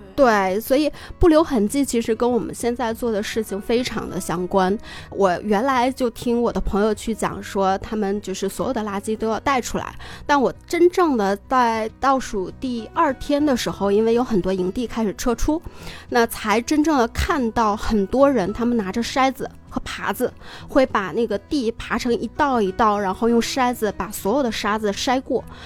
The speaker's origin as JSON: {"language": "Chinese", "country": "China", "said": "对于我们中国人来说"}